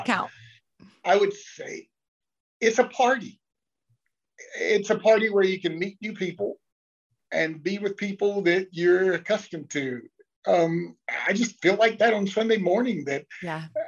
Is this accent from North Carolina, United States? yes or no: yes; Lexington, North Carolina, United States; also born or lived in Mooresville, North Carolina; now in Charlotte, United States; I grew up in Lexington, which is about an hour to the east, northeast